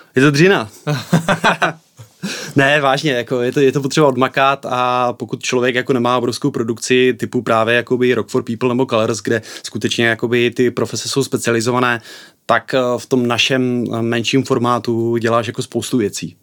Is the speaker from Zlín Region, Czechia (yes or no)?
yes; Bystřice pod Hostýnem, Zlín Region, Czechia; já jsem z Bystřice pod Hostýnem, což hmm. je město na východě Moravy, kousek od Zlína